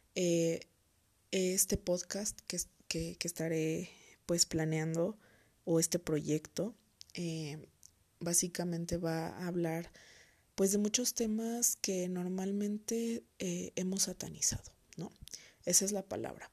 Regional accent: Toluca, State of Mexico, Mexico; soy originaria de Toluca, Estado de México

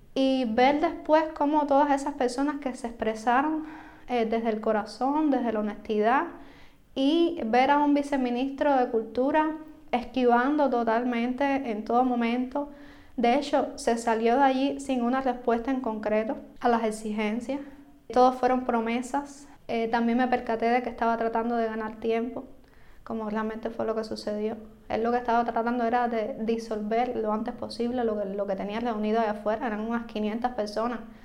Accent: Cuba; yo como periodista, como cubana

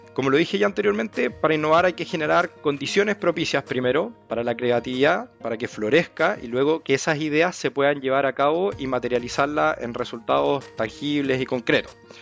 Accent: Concepción, Biobío, Chile; moved away as an adult; also born or lived in France; now in Santiago, Chile; yo soy de Concepción, nacido, criado, criado allá, estoy en Santiago desde el 2019

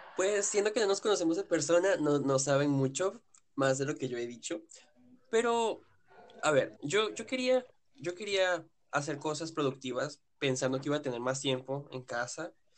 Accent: Venezuela; moved away as an adult; also born or lived in Yaracuy, Venezuela; now in Brazil; los tres somos venezolanos

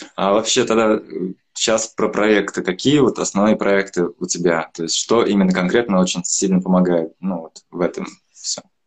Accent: Troitamak, Bashkortostan, Russia; я сам из Тройтамака, из Башкирии

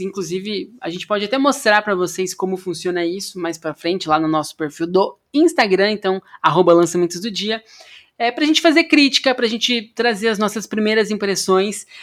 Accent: Amambai, Mato Grosso do Sul, Brazil; also born or lived in Paraná; now in São Paulo, Brazil; Eu sou de Amambai, Mato Grosso do Sul

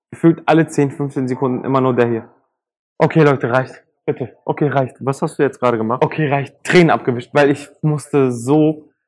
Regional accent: Turkey; für mich einfach als Türke, der einen anderen Türken dann auch kennt vom Namen her

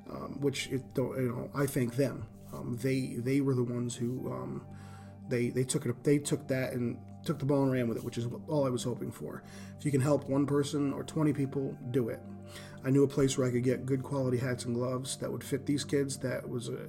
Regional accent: Northeast, United States; now in Indiana, United States; so coming to America, coming to Indiana, I come from the Northeast. I come from the inner city.

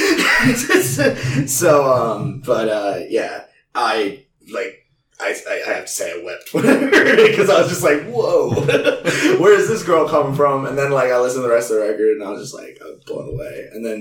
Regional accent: New Jersey, United States; I'm from New Jersey

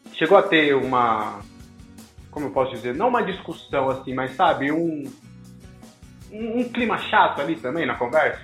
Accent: São Paulo, Brazil; somos de São Paulo

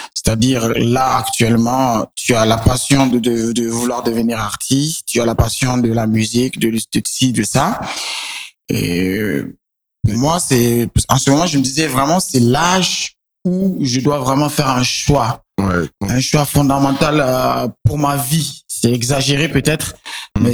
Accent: Niger; also born or lived in Benin; j'ai grandi au Niger.

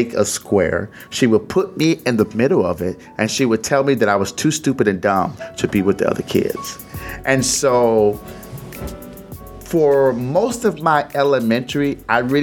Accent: Detroit, Michigan, United States; moved away; I was born in Detroit, 313, Burlingame, Hamilton

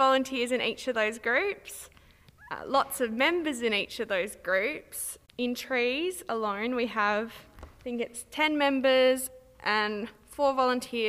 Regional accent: Minlaton, South Australia, Australia; I grew up in Minlaton

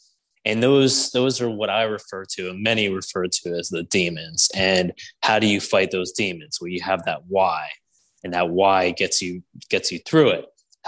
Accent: West Virginia, United States; Oh, I'm from West Virginia too.

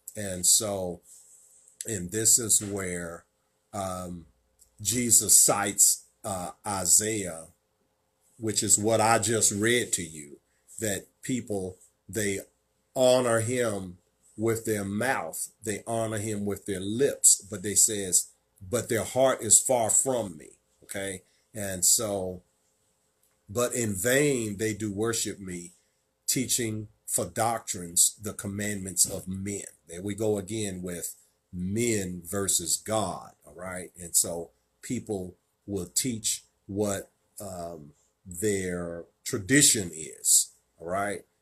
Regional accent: Virginia, United States; my home state of Virginia

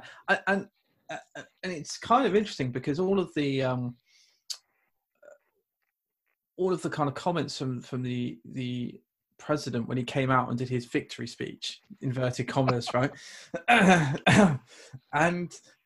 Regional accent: United Kingdom; accent: British; I'm British

